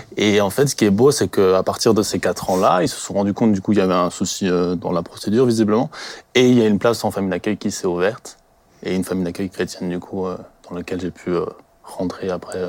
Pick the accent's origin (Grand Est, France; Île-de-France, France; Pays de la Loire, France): Grand Est, France; Colmar; je viens du secteur de Colmar. Je travaille à Colmar aussi